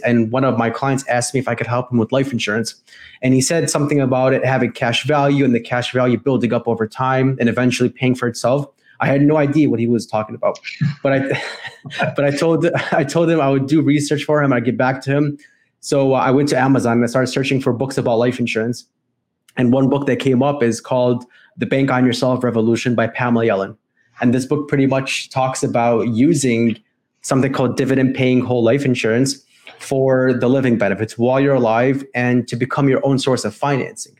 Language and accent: English; Chicago, Illinois, United States; I'm from Chicago, Illinois